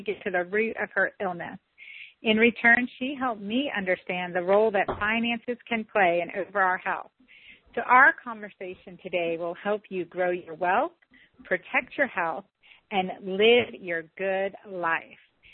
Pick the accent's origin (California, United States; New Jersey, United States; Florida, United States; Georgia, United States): Georgia, United States; St. Simons Island; I'm from St. Simons Island, Georgia